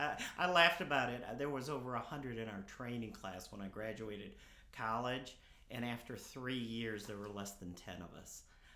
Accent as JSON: {"language": "English", "town": "Harrison", "region": "Arkansas", "country": "United States", "said": "Originally from Harrison, Arkansas, probably okay. is the place I would say home was."}